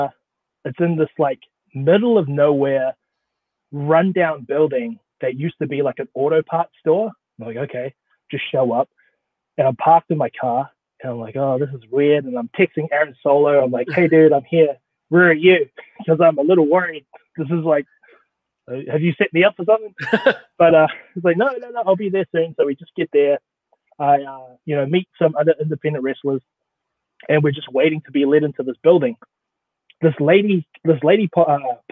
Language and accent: English; New Zealand; also born or lived in Pittsburgh, Pennsylvania / Portland, Oregon / Austin, Texas; now in Florida, United States; I'm from New Zealand